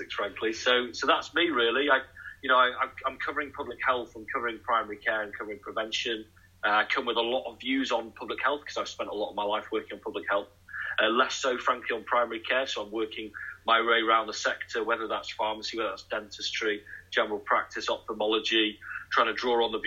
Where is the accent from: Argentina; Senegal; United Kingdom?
United Kingdom; Manchester, North West England; moved away as an adult; now in Nottingham, United Kingdom; I'm actually originally from Manchester myself